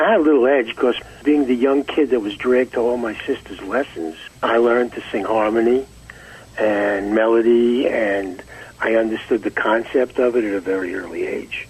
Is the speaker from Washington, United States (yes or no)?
no; New York City, New York, United States; also born or lived in Far Rockaway, New York; We we we grew up in Brooklyn, New York